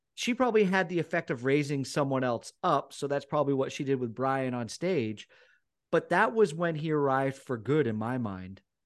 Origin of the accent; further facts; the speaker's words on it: Newport, Vermont, United States; moved away; growing up in Newport